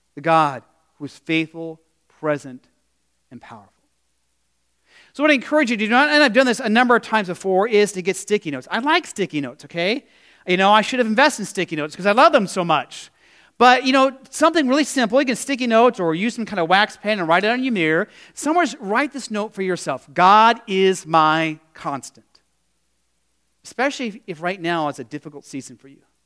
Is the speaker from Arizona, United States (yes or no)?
yes; Phoenix, Arizona, United States; now in Midwest, United States; in the desert where I grew up in Phoenix